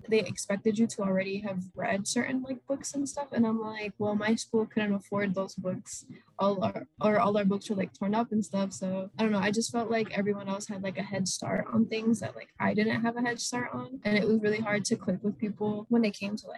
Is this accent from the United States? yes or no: yes; Atlanta, Georgia, United States; moved away as an adult; now in Boston, United States; I'm from Atlanta, Georgia